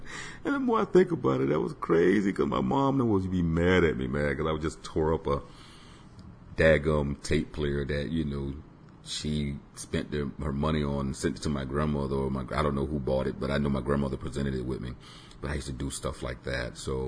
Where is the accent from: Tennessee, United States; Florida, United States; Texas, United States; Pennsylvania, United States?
Florida, United States; Tampa; I was born on Davis Island, which is within Tampa, Florida. And I grew up basically constantly listening to music